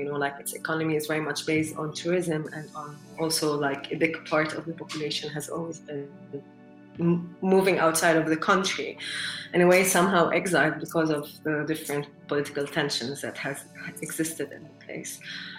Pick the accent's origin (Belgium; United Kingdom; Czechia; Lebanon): Lebanon; English is a second language; I grew up in Lebanon, which is a place that is very multilingual.